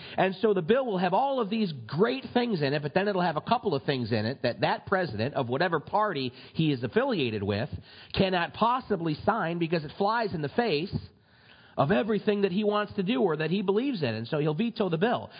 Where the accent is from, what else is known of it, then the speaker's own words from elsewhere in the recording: United States; we're American citizens